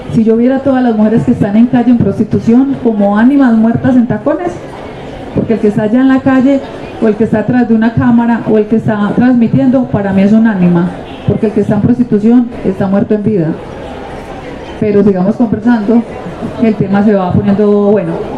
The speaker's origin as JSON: {"language": "Spanish", "town": "Medellín", "region": "Antioquia", "country": "Colombia", "tie": "born or raised there", "also_born_or_lived": "Nariño, Antioquia", "said": "yo fui una niña eh, de la comuna, yo soy de Nariño, Antioquia, pero vivía en la comuna 8"}